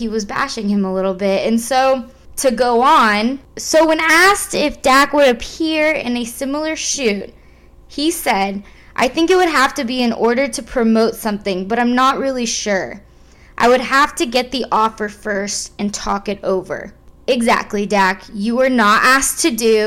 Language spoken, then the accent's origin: English; San Antonio, Texas, United States; I'm from San Antonio, Texas